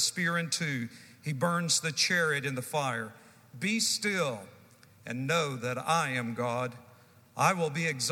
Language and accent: English; the Carolinas, United States; I'm from the Carolinas, and we have an expression that the chips don't fall far from the stump